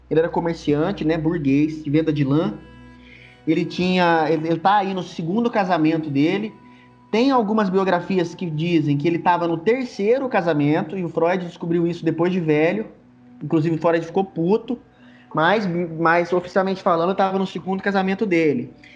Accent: Minas Gerais, Brazil; eu sou lá de Minas Gerais

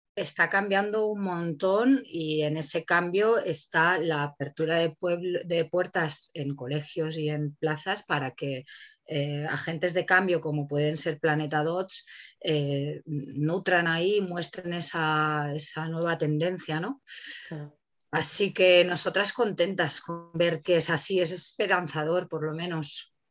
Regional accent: Catalonia, Spain; moved away; Yo que vengo de Cataluña, ahí ya compostábamos hace 15 años

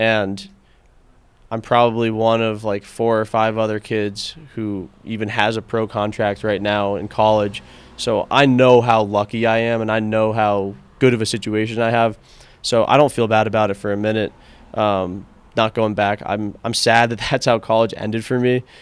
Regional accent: Connecticut, United States; moved away as an adult; also born or lived in Washington, D.C.; now in Boulder, United States; I'm from Connecticut

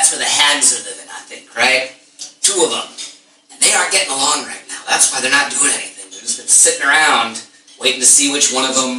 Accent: Quebec, Canada; I'm from French Canada. I'm from a successful democracy that isn't mired in corruption and racism.

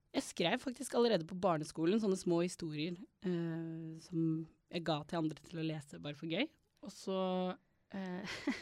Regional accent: Stavanger, Rogaland, Norway; jeg vokste opp i Stavanger

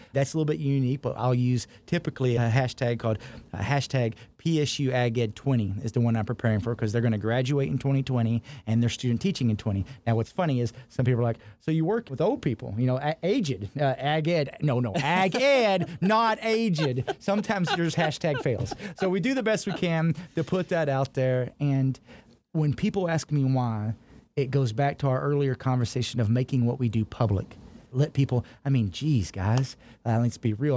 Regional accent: Texas, United States; now in Pennsylvania, United States; as this Texan

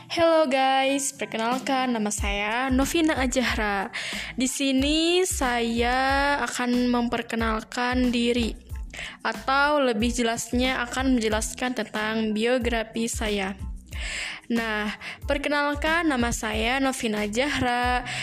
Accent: Bandung, West Java, Indonesia; saya lahir di Bandung 9 November 2000

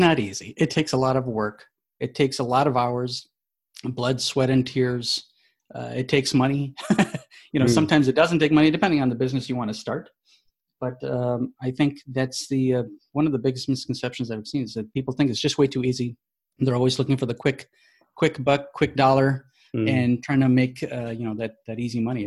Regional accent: Chicago, Illinois, United States; born and raised in Chicago

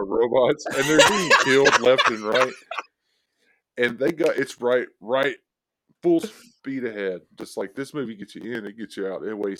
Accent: the South, United States; We grew up in the South.

